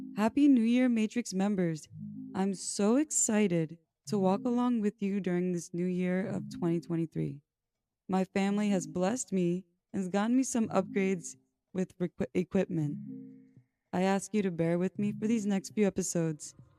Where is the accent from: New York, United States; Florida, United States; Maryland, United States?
New York, United States; I'm from New York